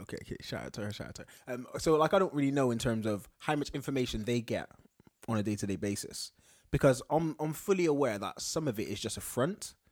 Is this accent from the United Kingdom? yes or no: yes; United Kingdom; being British